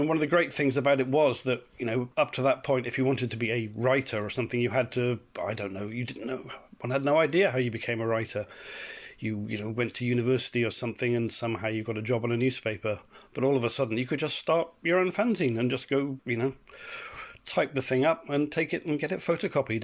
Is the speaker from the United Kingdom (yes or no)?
yes; Cardiff, Wales, United Kingdom; I grew up in Cardiff. It's where my family been for generations